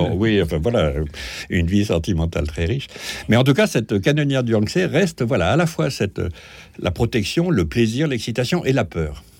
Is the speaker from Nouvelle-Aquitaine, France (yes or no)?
no; Lyon, Auvergne-Rhône-Alpes, France; je suis lyonnais